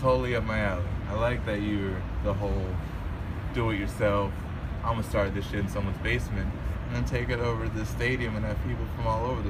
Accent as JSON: {"language": "English", "region": "Hawaii", "country": "United States", "moved": "yes", "lives_now": "New York, United States", "said": "I'm from Hawaii"}